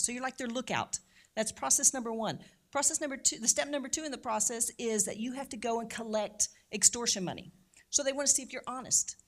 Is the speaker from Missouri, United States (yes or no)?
yes; St. Louis, Missouri, United States; I'm originally from Saint Louis, so I'm a Saint Louis native